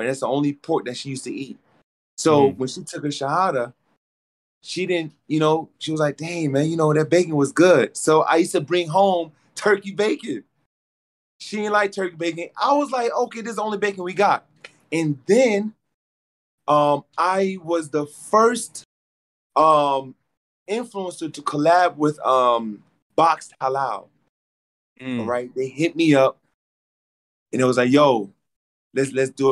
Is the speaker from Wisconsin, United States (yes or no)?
no; Atlanta, Georgia, United States; I'm from Atlanta